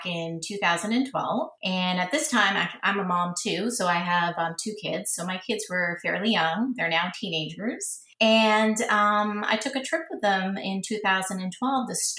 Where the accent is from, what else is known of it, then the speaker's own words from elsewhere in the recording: Toronto, Ontario, Canada; now in Florida, United States; Growing up in Toronto, so I grew up in the 70s, and it was very multicultural back then